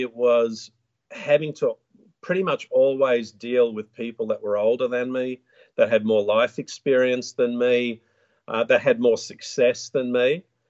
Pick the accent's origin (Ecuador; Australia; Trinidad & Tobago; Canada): Australia; I live in a small town just west of Brisbane in the Sunshine State of Queensland.